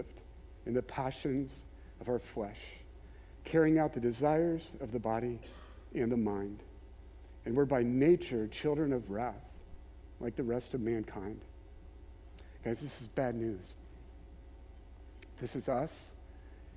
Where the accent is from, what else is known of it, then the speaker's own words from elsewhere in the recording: Maryland, United States; grew up in Maryland, there were times where my family would go to Ocean City